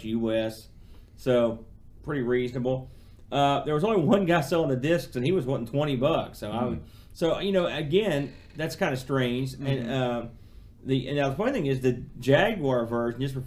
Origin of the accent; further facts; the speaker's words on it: United States; I'm an American